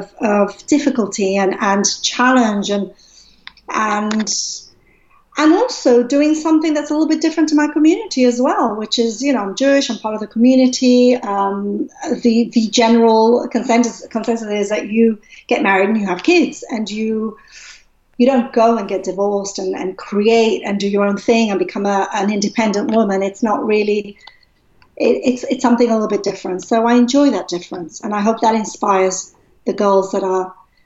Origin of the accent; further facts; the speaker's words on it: Gibraltar; moved away; I'm originally from Gibraltar